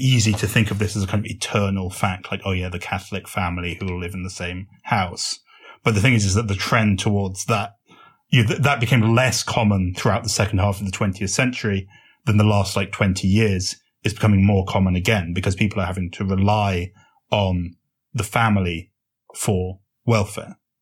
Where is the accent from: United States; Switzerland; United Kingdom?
United Kingdom; as you may have guessed from my accent, I come from Britain.